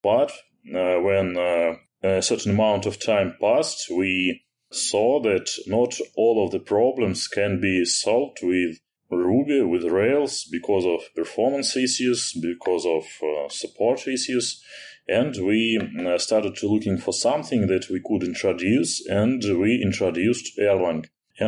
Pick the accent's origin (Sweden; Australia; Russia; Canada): Russia; Moscow; I'm an Elixir programmer. I'm from Russia, from Moscow.